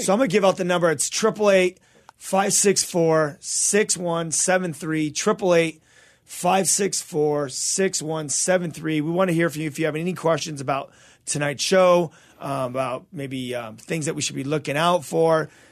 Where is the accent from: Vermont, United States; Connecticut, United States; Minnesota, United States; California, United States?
California, United States; Azusa; born or raised there; also born or lived in Covina